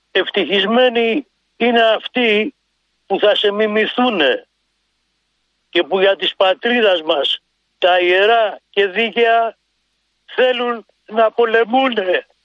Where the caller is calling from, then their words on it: Drapetsona, Attica, Greece; από την Δραπετσόνα, σας έχω πάρει μερικές φορές.